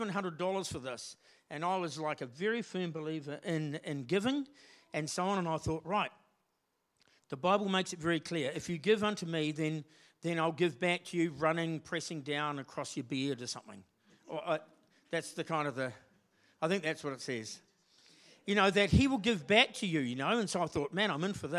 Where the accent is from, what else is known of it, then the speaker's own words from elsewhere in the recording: Morrinsville, Waikato, New Zealand; I'm from Morrinsville in the Waikato. And I was born and bred down there, went to school there